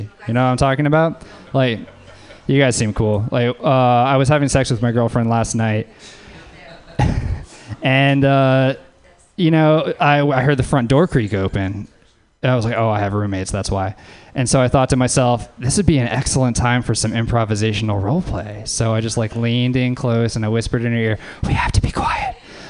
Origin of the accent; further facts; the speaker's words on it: Louisiana, United States; everybody. I'm from Louisiana.